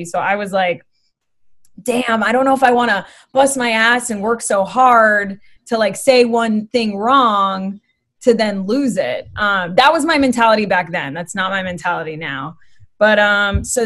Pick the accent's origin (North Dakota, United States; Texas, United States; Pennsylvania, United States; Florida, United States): Florida, United States; Boca Raton; moved away as an adult; also born or lived in Miami / Coconut Creek; now in Los Angeles, United States; what I consider home is Boca Raton because we lived there the longest. That's where I went to high school